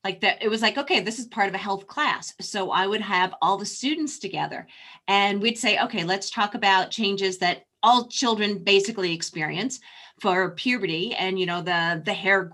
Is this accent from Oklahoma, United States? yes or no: no; New York, United States; moved away; also born or lived in Texas; I'm originally from New York